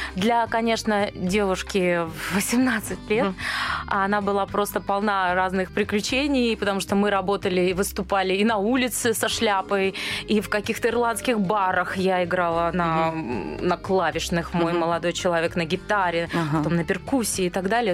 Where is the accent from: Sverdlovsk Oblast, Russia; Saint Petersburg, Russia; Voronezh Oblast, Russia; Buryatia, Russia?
Buryatia, Russia; Ulan-Ude; moved away; also born or lived in Dnipropetrovsk, Ukraine; Я пошла там в садик, потом в школу